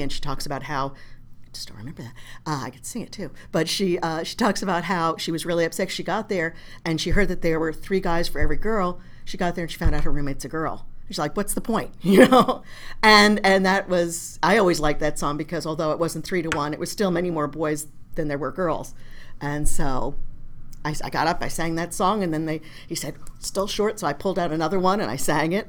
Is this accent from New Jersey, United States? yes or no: yes; New Jersey, United States; I grew up in North Jersey